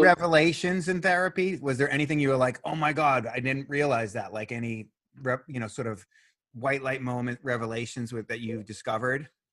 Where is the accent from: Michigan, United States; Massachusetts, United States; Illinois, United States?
Massachusetts, United States; Boston; I'm from Boston